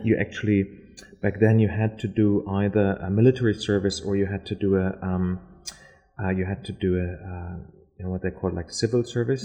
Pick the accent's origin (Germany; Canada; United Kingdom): Germany; Berlin; English is a second language; moved away as an adult; also born or lived in Lower Saxony, Germany; now in Adelaide, Australia; I'm from Berlin originally. Mm-hmm. I'm born in Berlin, but I also went to high school. Um, I went to actually like a boarding school in the north of Germany